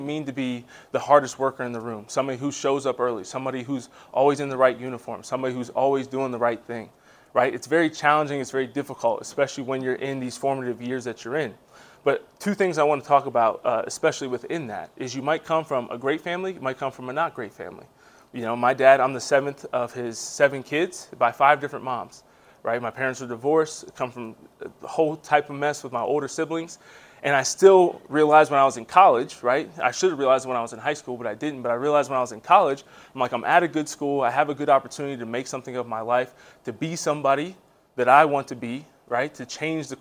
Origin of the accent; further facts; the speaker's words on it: Harrisburg, Pennsylvania, United States; moved away as an adult; also born or lived in Maryland / Georgia / North Carolina; I was born and raised in Harrisburg, Pennsylvania